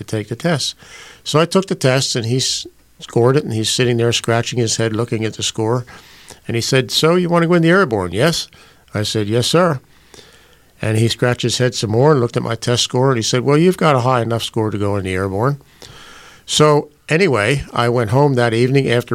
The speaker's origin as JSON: {"language": "English", "town": "West Chester", "region": "Pennsylvania", "country": "United States", "tie": "born or raised there", "also_born_or_lived": "West Bradford Township, Pennsylvania", "said": "I was born at the Homeopathic Hospital in Westchester"}